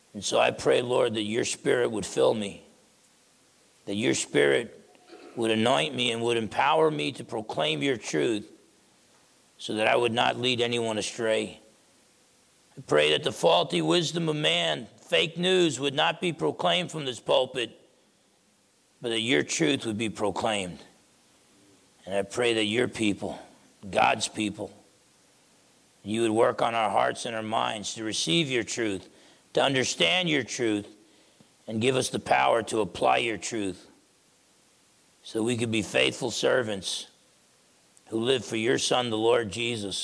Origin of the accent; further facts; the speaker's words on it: New Jersey, United States; growing up in New Jersey